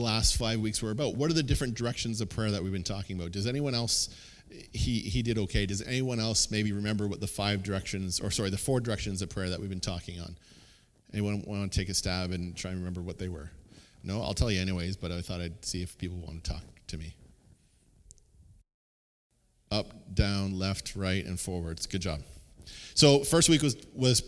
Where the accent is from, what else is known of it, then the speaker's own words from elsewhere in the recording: Kingsville, Ontario, Canada; my hometown of Kingsville